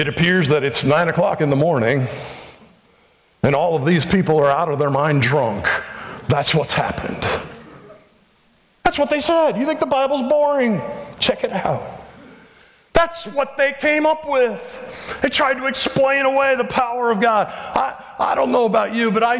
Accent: Phoenix, Arizona, United States; moved away; also born or lived in Indianapolis; who was reared in Phoenix

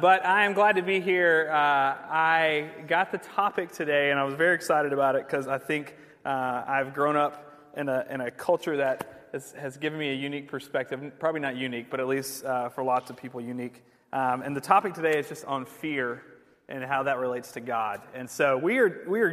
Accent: Georgia, United States; also born or lived in England; I grew up here in the South

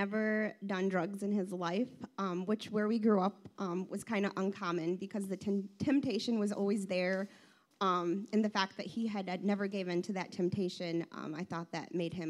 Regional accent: Ypsilanti, Michigan, United States; I grew up in Ipsy

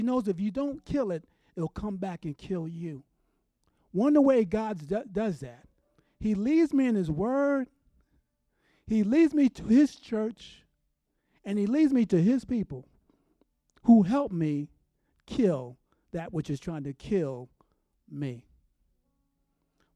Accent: New York City, New York, United States; moved away; I'm from New York City

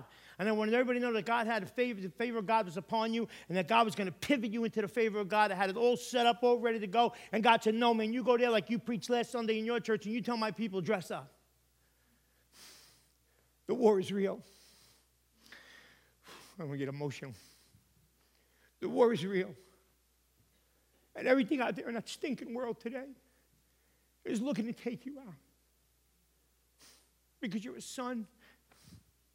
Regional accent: New York, United States; now in Connecticut, United States; I'm from New York

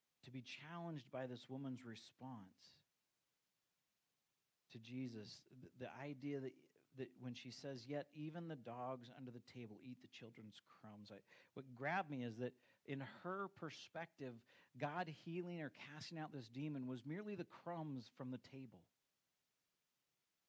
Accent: United States; as American Christians

